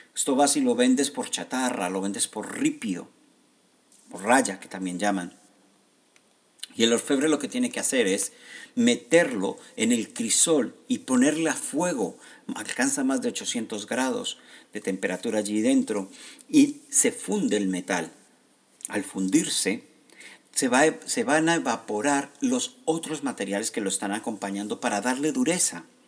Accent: Colombia; gente como yo, que somos de Colombia

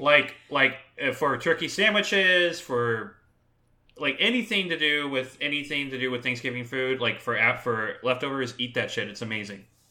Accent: Southern California, United States; I grew up in Southern California

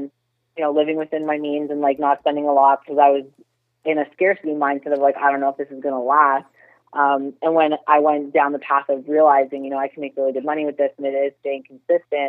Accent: Toronto, Ontario, Canada; moved away as an adult; now in Florida, United States; I'm actually born and raised in Toronto, Canada

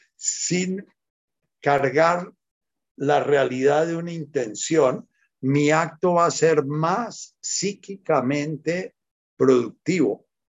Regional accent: Buga, Valle del Cauca, Colombia; desde que era chiquitico me crié en Buga

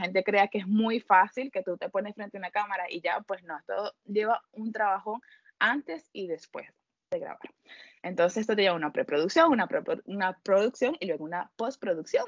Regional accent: Venezuela; moved away as an adult; also born or lived in Peru; now in Spain; como todos los venezolanos que no hemos ido. Me fui primero a Perú

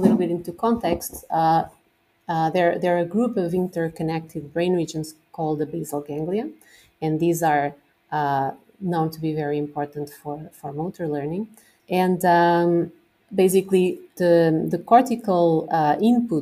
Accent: Coimbra, Centro, Portugal; moved away as an adult; also born or lived in New York; now in Lisbon, Portugal; I was born in Coimbra. I've lived there all my life until I went to university there

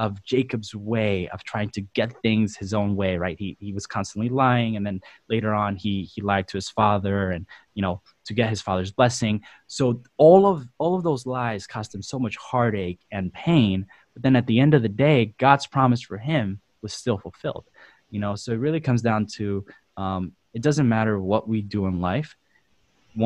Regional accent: El Salvador; now in United States; we grew up in El Salvador, and my dad was a pastor there.

